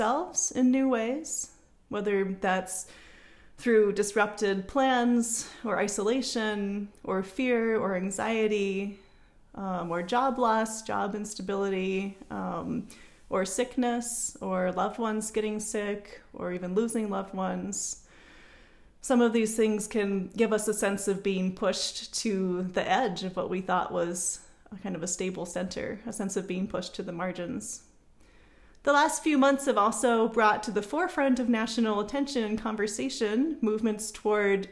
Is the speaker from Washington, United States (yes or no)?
yes; Bellevue, Washington, United States; moved away as an adult; also born or lived in California; I grew up in Bellevue and then moved to California for college and ended up staying there for about 13 years before moving back to the Northwest about a year ago